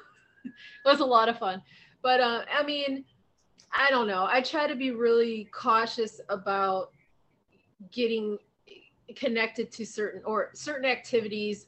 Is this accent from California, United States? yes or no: no; Ohio, United States; now in Arizona, United States; growing up in Ohio